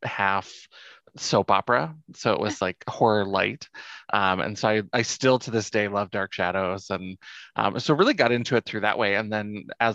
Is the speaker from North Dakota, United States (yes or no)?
yes; Grand Forks, North Dakota, United States; I'm from Grand Forks, North Dakota